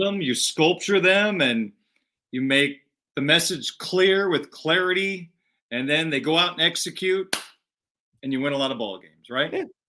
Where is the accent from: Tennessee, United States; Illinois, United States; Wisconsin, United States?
Illinois, United States; I grew up in Big Ten country, grew up an hour and a half from the University of Illinois